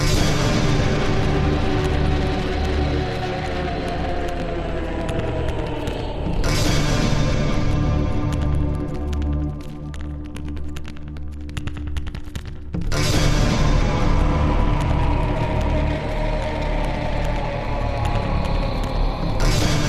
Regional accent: Chicago, Illinois, United States; I'm mostly Scottish, I'm from Chicago

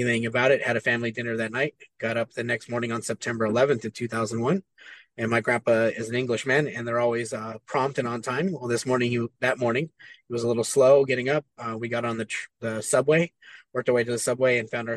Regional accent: Hesperia, California, United States; I grew up in Southern California in a small little town called Hesperia.

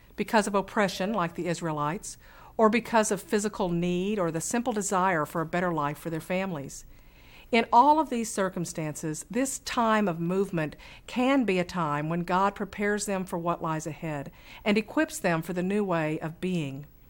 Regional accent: Fort Smith, Arkansas, United States; I grew up in Western Arkansas, where Camp Chaffey, just outside of our town

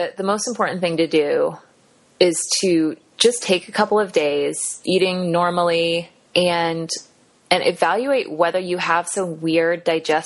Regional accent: Kansas City, United States; also born or lived in Cherry Hill, New Jersey; I grew up in Kansas City, so it's kind of like home.

